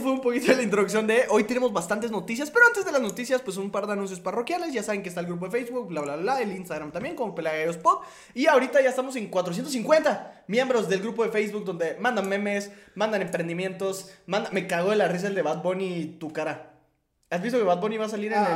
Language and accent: Spanish; Guatemala; como influencer guatemalteco